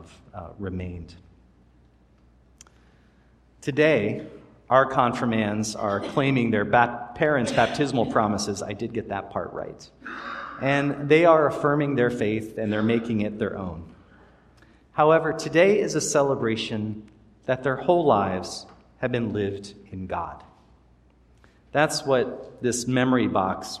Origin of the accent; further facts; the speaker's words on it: Maryland, United States; the church I grew up in Maryland